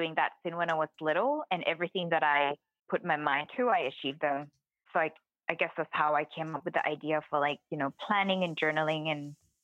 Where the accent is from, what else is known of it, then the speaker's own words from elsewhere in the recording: Thailand; I was born in Thailand